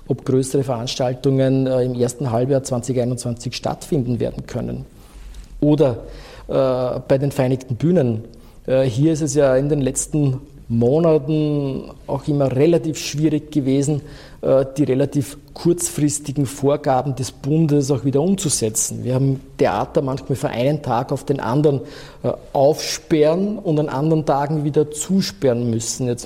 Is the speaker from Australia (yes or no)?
no; Vienna, Austria; Wenn ich mir die Stadt Wien hernehme, äh, dann können wir als Wiener, Wienerinnen und Wiener sehr, sehr stolz darauf sein.